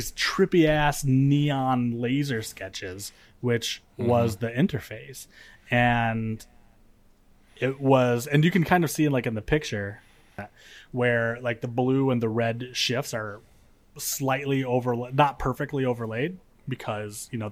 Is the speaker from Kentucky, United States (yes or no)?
no; Michigan, United States; moved away; So I grew up in Michigan, and in Michigan we have basements